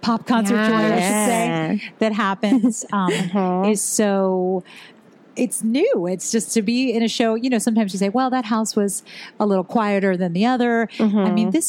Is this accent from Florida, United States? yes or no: yes; Miami, Florida, United States; I'm from Miami